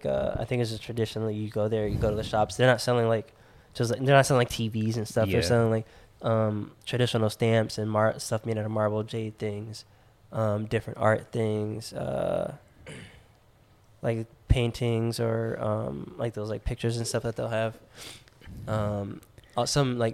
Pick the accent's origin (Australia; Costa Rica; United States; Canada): United States; we're from America